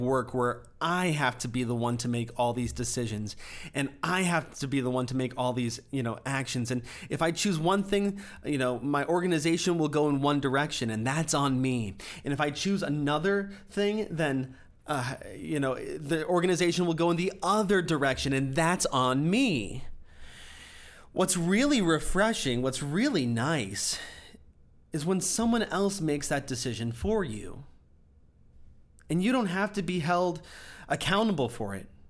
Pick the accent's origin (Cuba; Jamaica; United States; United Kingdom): United States; I'm an American